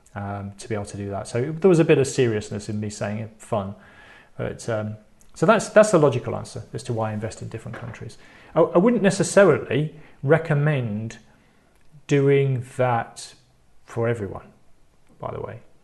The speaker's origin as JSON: {"language": "English", "country": "United Kingdom", "said": "I'm British"}